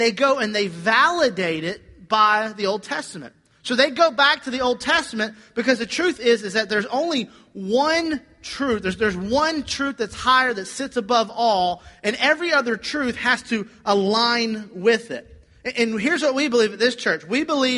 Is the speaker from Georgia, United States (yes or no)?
yes; Georgia, United States; I'm from Georgia